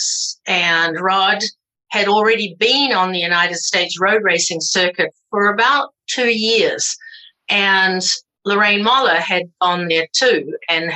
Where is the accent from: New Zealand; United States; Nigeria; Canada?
New Zealand; I'm a New Zealander.